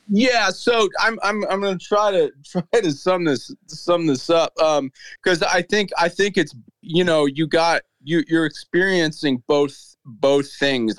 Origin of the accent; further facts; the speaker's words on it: United States; also born or lived in Boulder City / Melbourne, Australia; now in Nashville, United States; being an American